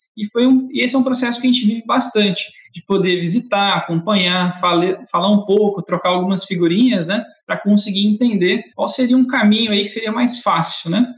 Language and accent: Portuguese; Barretos, São Paulo, Brazil; Sou natural de Barretos, interior de São Paulo